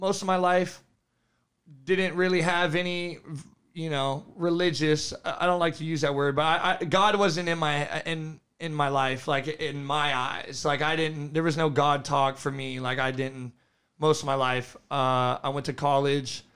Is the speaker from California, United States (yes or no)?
yes; California, United States; also born or lived in Fort Myers, Florida; I'm from California. I'm 23 years old. I was born in Fort Myers, lived in California most of my life. Went to high school out in California.